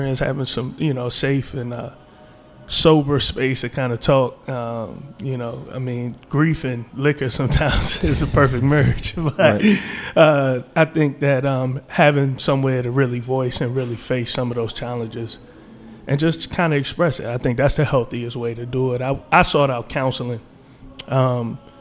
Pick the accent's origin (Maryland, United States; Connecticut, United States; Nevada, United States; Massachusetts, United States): Maryland, United States; District Heights; also born or lived in Washington, D.C.; I'm from the Washington D.C. area in neighboring District Heights, Prince George County, Maryland.